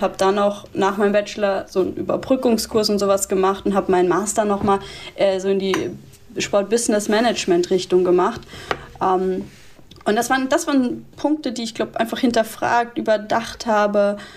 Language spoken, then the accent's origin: German; Würzburg, Bavaria, Germany; also born or lived in Munich / Freiburg; now in Cologne, Germany; in Würzburg, wo ich geboren bin